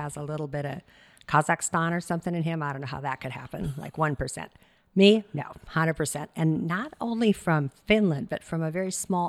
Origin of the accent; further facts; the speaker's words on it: Minnesota, United States; now in California, United States; Oh, Minnesota.